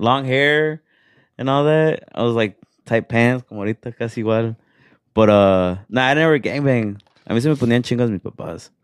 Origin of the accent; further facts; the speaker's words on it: Los Angeles, California, United States; moved away; also born or lived in Jerez, Zacatecas, Mexico; grew up in L A, and then I moved here thirteen years ago